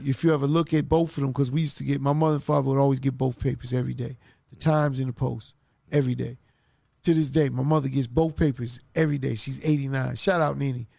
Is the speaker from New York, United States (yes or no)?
yes; New York City, New York, United States; I'm from Queens